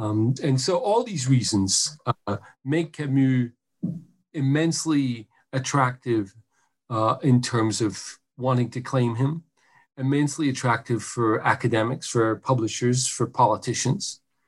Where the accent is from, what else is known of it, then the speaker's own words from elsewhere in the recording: Paris, Île-de-France, France; moved away as an adult; also born or lived in New York / New Orleans; now in United States; I grew up in Paris. Mm-hmm. So my formative years, 3 to 23, and I was in my teens in the '80s.